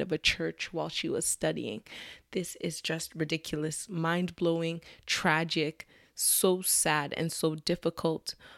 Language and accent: English; Nigeria; I'm Nigerian